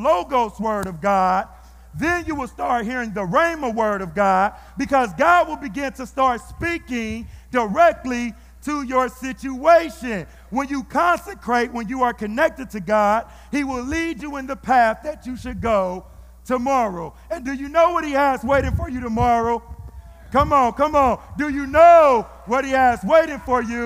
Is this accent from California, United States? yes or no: yes; Fresno, California, United States; my hometown